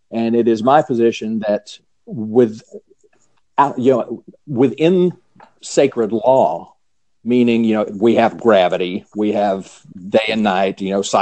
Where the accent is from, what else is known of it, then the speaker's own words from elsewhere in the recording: the South, United States; I'm {S2} a Southern boy. I was born and bred in the South, you know, so you know, grew up in in uh, the conservative Baptist church